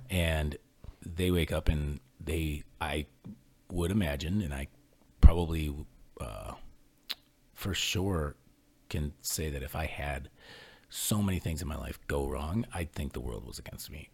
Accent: Ohio, United States; I grew up in Ohio

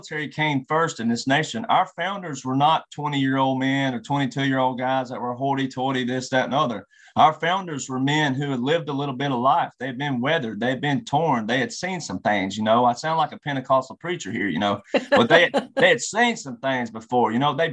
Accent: Mobile, Alabama, United States; I was born in Mobile, Alabama

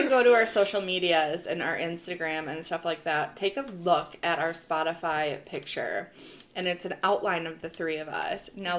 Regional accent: Wisconsin, United States; we're from the Midwest, we're from the North. Mm-hmm. Not even the Midwest, we're Northern state.

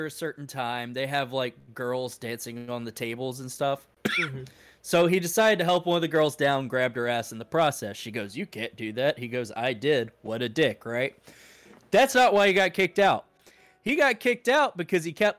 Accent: Alabama, United States; We're from Alabama.

